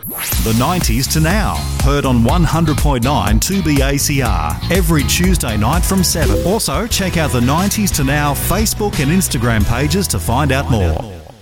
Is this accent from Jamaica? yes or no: no; Melbourne, Victoria, Australia; I grew up in Melbourne.